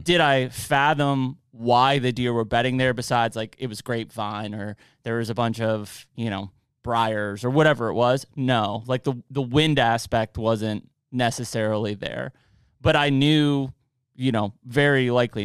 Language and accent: English; Penn Trafford area, Westmoreland County, Pennsylvania, United States; I grew up out in Penn Trafford area, Westmoreland County.